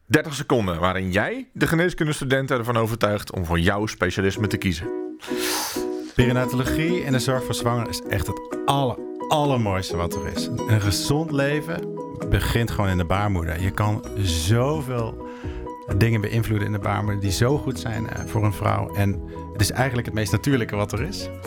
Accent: Limburg, Netherlands; now in Utrecht, Netherlands; In Limburg vinden ze me nu een Hollander en een verrader.

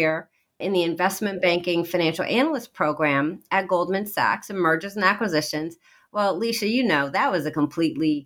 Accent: Iowa, United States; moved away; also born or lived in East Coast; I'm actually a Midwestern girl born in Iowa

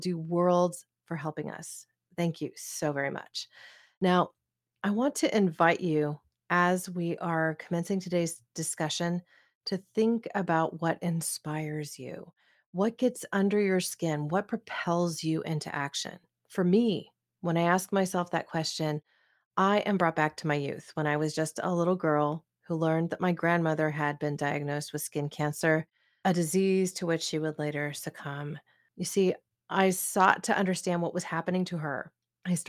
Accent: Oregon, United States; my home state of Oregon

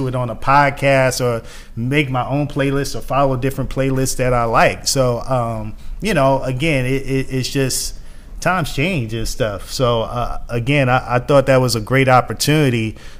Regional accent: Atlanta, Georgia, United States; I'm from East Atlanta.

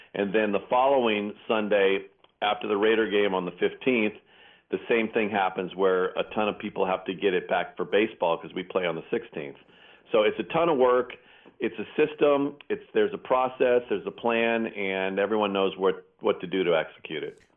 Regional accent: Pleasanton, California, United States; my hometown of Pleasanton

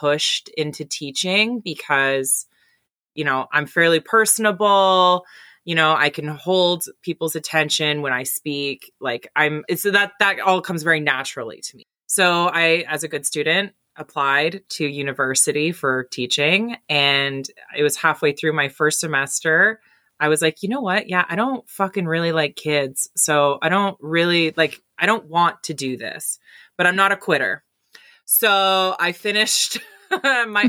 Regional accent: Timmins, Ontario, Canada; also born or lived in Goderich, Ontario; now in Embro, Canada; I grew up in Timmins, Northern Ontario

